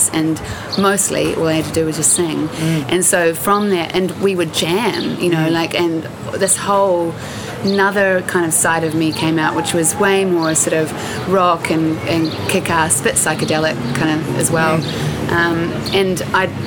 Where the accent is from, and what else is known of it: Christchurch, Canterbury, New Zealand; born or raised there; also born or lived in Palo Alto, California, United States